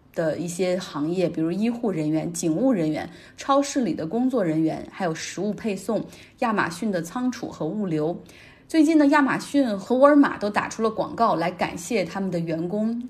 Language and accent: Chinese; Heilongjiang, China; 我老家黑龙江